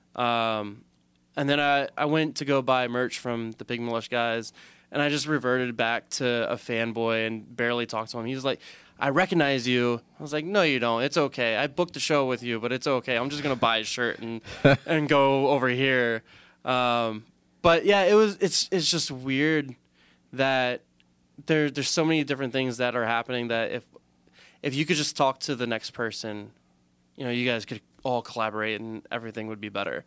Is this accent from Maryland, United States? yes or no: yes; Southern Maryland, United States; we're both from Southern Maryland